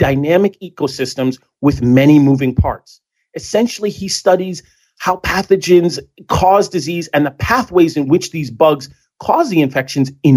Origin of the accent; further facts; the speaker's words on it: Burlington, Connecticut, United States; I'm from a small town called Burlington